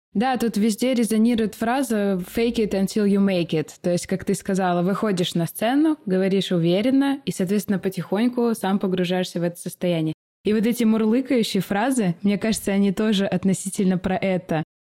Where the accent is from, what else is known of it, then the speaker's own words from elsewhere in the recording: Omsk, Omsk Oblast, Russia; я из Сибири.